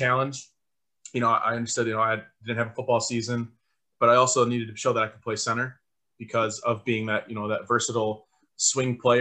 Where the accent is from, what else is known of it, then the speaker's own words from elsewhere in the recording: Wisconsin, United States; grown up, born and raised in Wisconsin